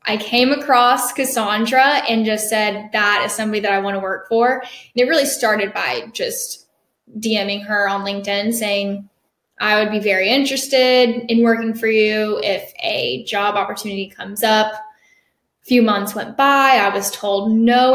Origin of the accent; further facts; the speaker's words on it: Jacksonville, Florida, United States; I'm from Jacksonville, Florida